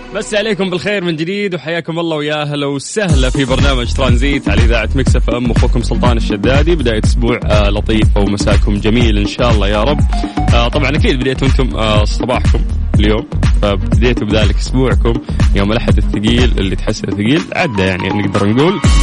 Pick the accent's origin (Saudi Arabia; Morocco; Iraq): Saudi Arabia